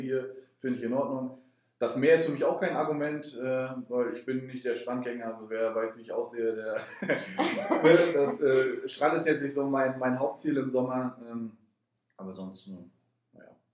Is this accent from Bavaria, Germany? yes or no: no; Rostock, Mecklenburg-Vorpommern, Germany; also born or lived in Potsdam; ich bin ja hier geboren